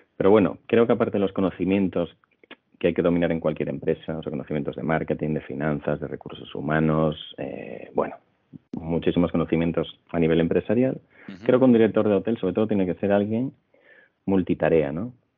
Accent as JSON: {"language": "Spanish", "town": "Santiago de Compostela", "region": "Galicia", "country": "Spain", "also_born_or_lived": "England", "moved": "as an adult", "lives_now": "Madrid, Spain", "said": "soy gallego de Santiago de Compostela"}